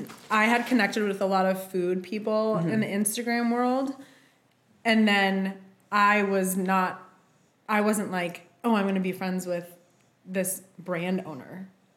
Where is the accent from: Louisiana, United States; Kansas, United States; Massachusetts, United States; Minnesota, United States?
Massachusetts, United States; Boston; moved away as an adult; also born or lived in New York; I'm from Boston originally. I lived there until I was 19, born and raised. Then I went to art school in New York briefly